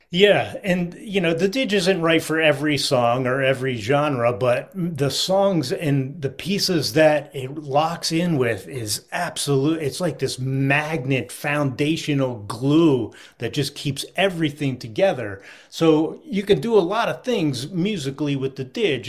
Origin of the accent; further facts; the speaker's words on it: Philadelphia, Pennsylvania, United States; I grew up in the Philadelphia area in the sixties and seventies